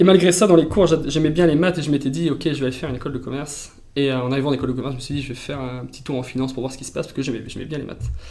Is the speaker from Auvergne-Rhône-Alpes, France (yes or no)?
yes; Valence, Auvergne-Rhône-Alpes, France; moved away as an adult; also born or lived in Toulouse; je viens de, la Drôme, de Valence